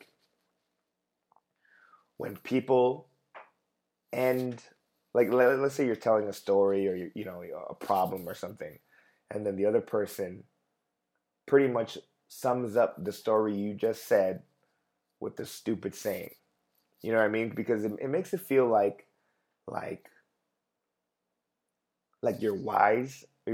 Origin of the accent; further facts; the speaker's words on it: Los Angeles, California, United States; growing up in East LA when all the Mexican kids would call me chinito, chinito